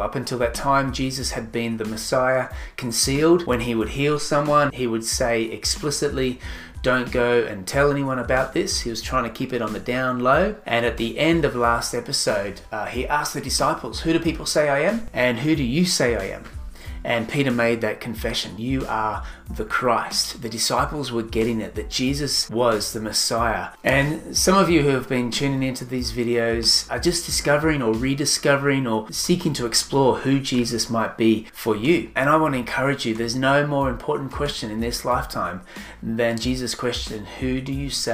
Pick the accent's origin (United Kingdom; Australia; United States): Australia; Sunshine Coast, Queensland; I'm from the Sunshine Coast, Australia